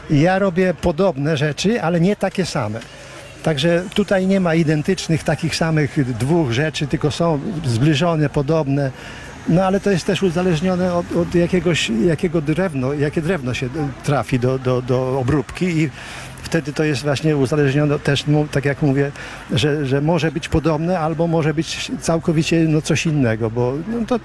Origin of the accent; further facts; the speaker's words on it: Kamionka, Lublin Voivodeship, Poland; Kamionki. tak, od urodzenia jestem tutaj.